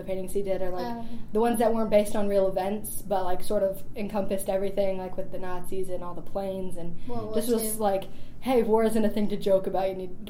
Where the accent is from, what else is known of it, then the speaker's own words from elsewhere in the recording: Jefferson City, Missouri, United States; I, of course, live in Jeff City, but I go to Helias, and I'm going to be a junior.